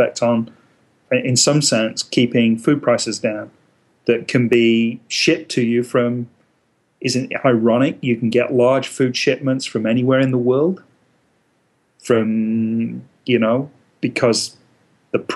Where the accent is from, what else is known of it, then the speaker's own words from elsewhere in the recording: England, United Kingdom; now in United States; Growing up in England, I grew up in a very rural environment